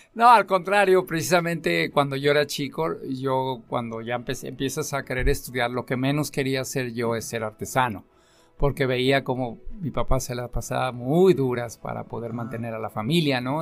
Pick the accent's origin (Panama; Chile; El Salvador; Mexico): Mexico; Tlaquepaque, Jalisco; yo soy eh, de Tlaquepaque